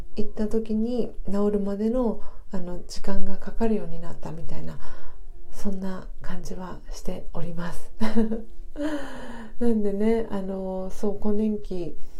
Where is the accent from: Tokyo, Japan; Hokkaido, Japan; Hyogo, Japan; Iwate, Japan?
Tokyo, Japan; 私はあの生まれも育ちも東京